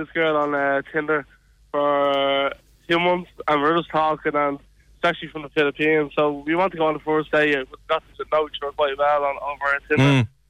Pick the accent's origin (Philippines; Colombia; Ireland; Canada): Ireland; I'm Irish.